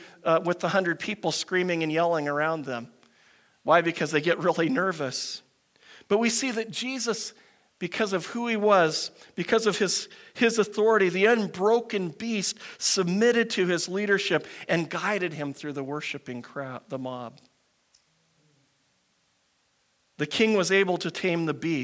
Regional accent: United States; moved away; I grew up in the States

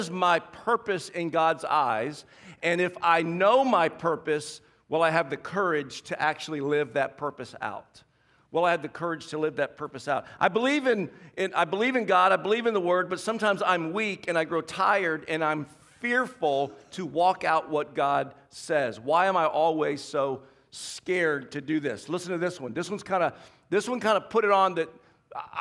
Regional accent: the South, United States; moved away; I grew up in the South

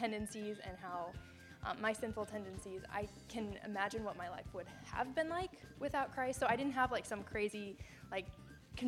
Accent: United States; I am from the Quad Cities area. It's like an hour and a half north of here.

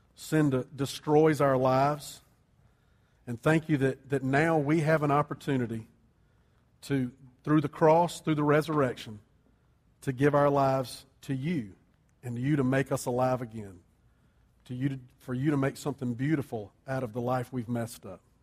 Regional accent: Columbia, South Carolina, United States; also born or lived in New Orleans; I grew up in Columbia. Sherry grew up here. We had lived in South Carolina our whole lives

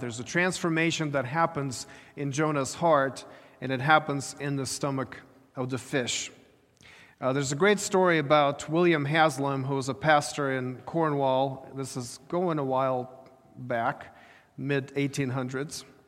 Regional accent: Ukraine; moved away; I was growing up in Ukraine

